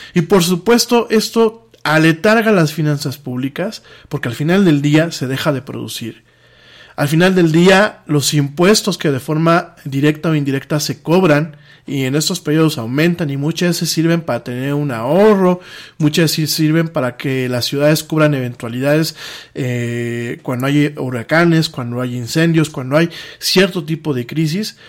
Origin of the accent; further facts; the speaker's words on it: Mexico; como mexicano